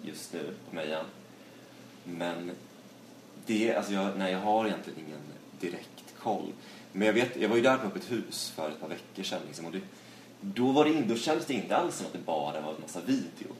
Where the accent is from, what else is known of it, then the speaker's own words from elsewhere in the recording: Dalarna County, Sweden; now in Stockholm, Sweden; från eh, ja, Dalarna